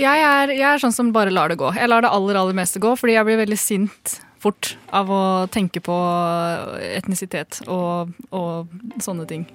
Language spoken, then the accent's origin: Norwegian; Gjøvik, Innlandet, Norway; Jeg er født og oppvokst på Gjøvik